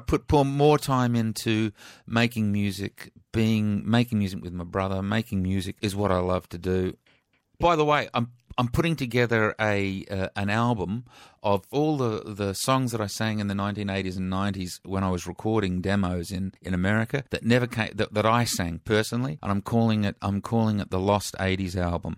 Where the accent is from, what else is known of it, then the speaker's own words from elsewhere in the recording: Adelaide, South Australia, Australia; growing up in Adelaide